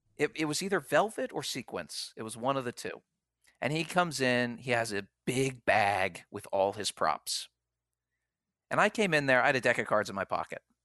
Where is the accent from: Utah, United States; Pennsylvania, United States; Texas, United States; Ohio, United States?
Pennsylvania, United States; Philadelphia; moved away; I'm from Philadelphia